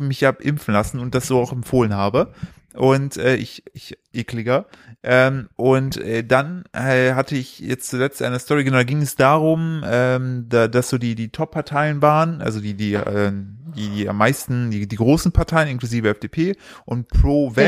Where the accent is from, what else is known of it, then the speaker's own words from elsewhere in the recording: East Germany, Germany; ich komme aus dem Osten